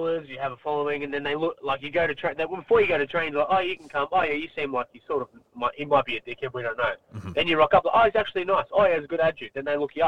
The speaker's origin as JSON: {"language": "English", "town": "Melbourne", "region": "Victoria", "country": "Australia", "moved": "yes", "said": "I'm from Melbourne. I'm from the west suburbs of Melbourne."}